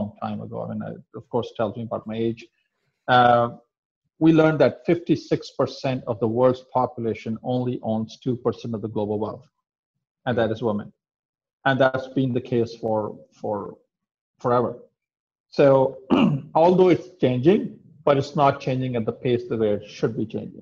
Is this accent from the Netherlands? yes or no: no; Pakistan; also born or lived in Middle East / Europe; now in United States; I come from South Asian country of Pakistan, and being from Pakistan